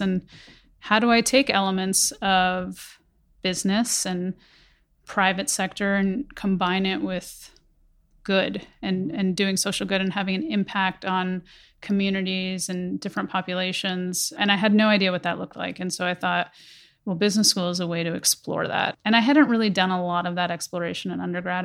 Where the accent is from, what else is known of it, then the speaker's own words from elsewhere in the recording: Conneaut, Ohio, United States; also born or lived in Karachi, Pakistan; grew up in small town Ohio, very small town in Northeast Ohio called Kaniet